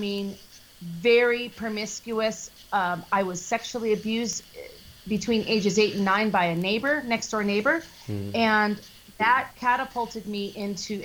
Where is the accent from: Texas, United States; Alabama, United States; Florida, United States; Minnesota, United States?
Minnesota, United States; I was born in Minnesota and I was raised in a Lutheran family.